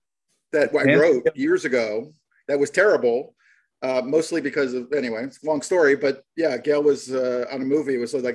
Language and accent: English; Pikesville, Maryland, United States; now in Los Angeles, United States; I'm from Pikesville.